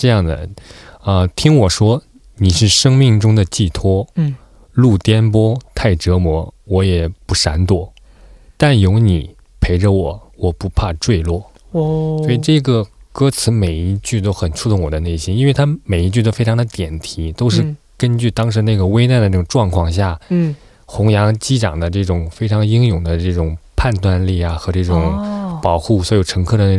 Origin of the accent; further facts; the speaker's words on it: China; 因为同时身为中国人的话呢，